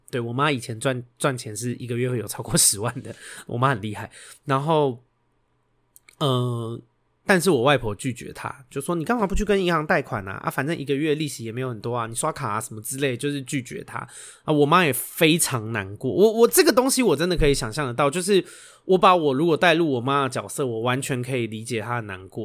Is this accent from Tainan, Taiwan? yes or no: no; Xindian, New Taipei, Taiwan; 我是在新店长大的台北人